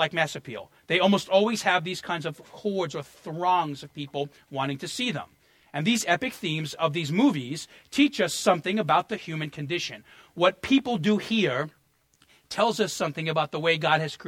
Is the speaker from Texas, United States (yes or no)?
no; New York, United States; as a New Yorker